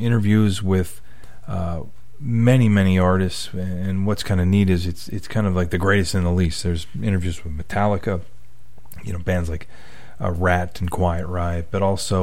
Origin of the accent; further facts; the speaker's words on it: Western Pennsylvania, United States; a kid who grew up in Western PA